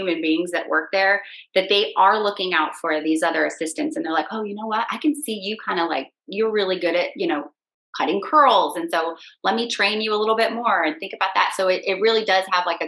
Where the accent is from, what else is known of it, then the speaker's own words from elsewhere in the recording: Michigan, United States; moved away as an adult; also born or lived in Washington, District of Columbia, United States / Alexandria, Virginia; now in Virginia, United States; I was raised in Michigan on a farm